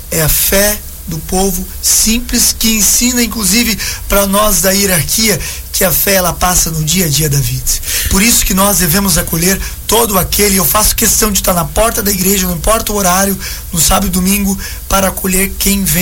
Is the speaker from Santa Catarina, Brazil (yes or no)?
yes; Santa Catarina, Brazil; also born or lived in São Francisco do Sul; sou natural de São Chico, mas criado aqui no Boa Vista desde pequeno.